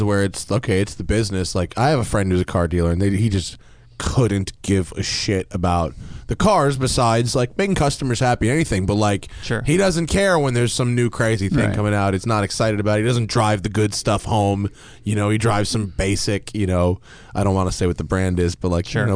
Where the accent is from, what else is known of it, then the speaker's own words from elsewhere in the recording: New York, United States; moved away; where I'm from in New York